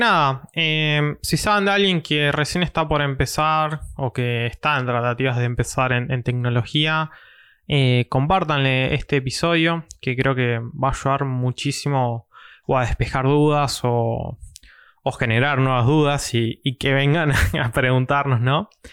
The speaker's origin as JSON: {"language": "Spanish", "town": "Mar del Plata", "region": "Buenos Aires Province", "country": "Argentina", "said": "soy de Mar de Plata"}